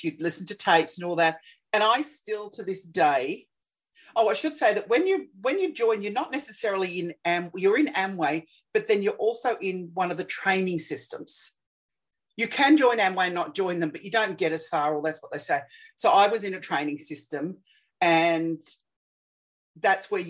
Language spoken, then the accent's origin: English; Australia; I'm Australian